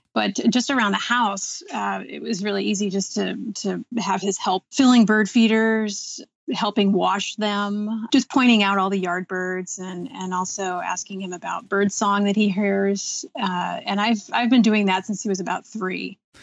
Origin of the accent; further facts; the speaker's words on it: Seattle, Washington, United States; I grew up in Seattle